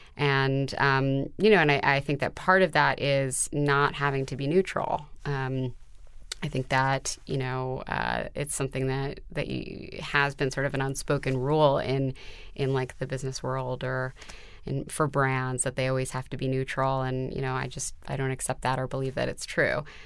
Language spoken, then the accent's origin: English; New York City, New York, United States; I was brought up on the Upper West Side in New York City